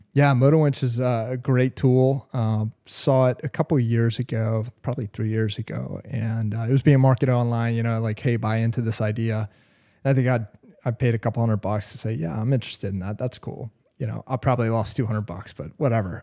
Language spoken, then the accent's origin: English; Atlanta, Georgia, United States; moved away as an adult; now in New Bern, United States; I am, uh, born and raised in Atlanta, Georgia